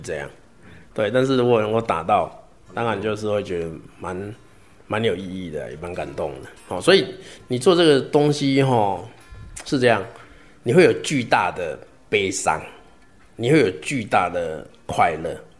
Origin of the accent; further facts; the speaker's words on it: Zhuqi, Chiayi County, Taiwan; moved away as an adult; also born or lived in Taipei / Heidelberg, Germany; 我老家是在嘉义县竹崎乡啊，哈，一个金丝村， 一个， 一个乡村，然后后来读嘉义高中